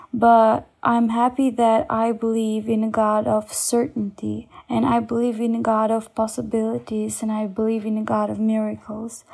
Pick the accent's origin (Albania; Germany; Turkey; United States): Albania; I am from Albania